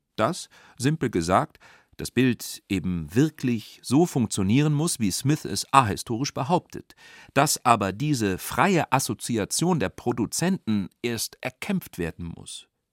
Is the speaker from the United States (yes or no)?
no; St. Gallen, Switzerland; meiner Heimatstadt St. Gallen